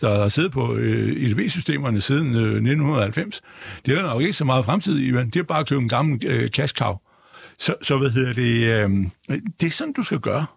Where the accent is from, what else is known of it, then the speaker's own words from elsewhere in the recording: Denmark; jeg er jo dansker